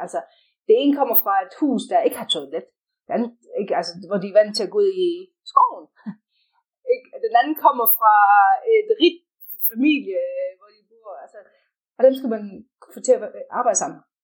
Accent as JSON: {"language": "Danish", "country": "Denmark", "also_born_or_lived": "Sweden", "first_language": "Danish", "moved": "as an adult", "lives_now": "South Africa", "said": "selvom jeg ikke bor der, jeg er stadig dansk"}